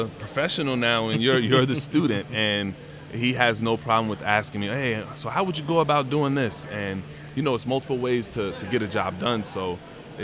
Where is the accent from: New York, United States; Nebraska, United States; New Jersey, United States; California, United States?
New Jersey, United States; moved away as an adult; also born or lived in Maryland; now in Dallas, United States; I'm from New Jersey